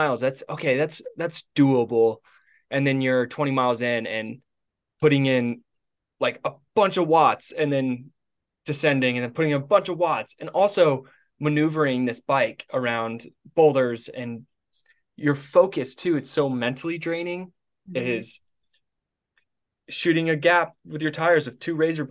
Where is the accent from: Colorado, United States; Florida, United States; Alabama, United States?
Colorado, United States; Gunnison; now in Cottonwood, United States; Grand Junction's 2 hours from my hometown in Gunny